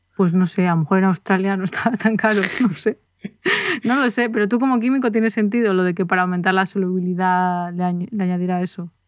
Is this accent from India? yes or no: no; Spain; nosotros somos de España